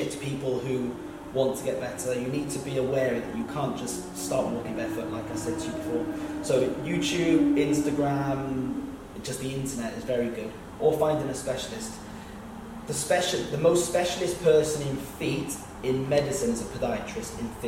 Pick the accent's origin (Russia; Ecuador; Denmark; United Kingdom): United Kingdom; We're being British